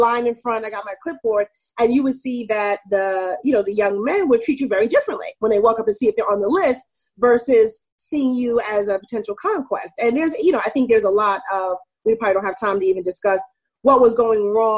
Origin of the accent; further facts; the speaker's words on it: New York, United States; also born or lived in California / Germany / Maryland; I grew up in Queens, New York, mostly. I was like born in California. I lived in Germany, but most of my childhood was in New York.